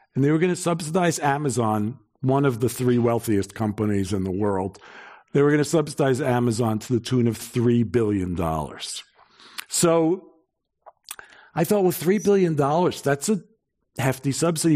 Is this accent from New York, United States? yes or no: yes; New York, United States; I'm from New York